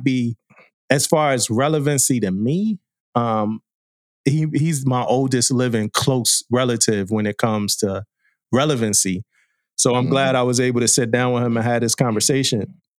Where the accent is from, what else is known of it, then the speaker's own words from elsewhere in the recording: East Coast, United States; and I'm from the East Coast.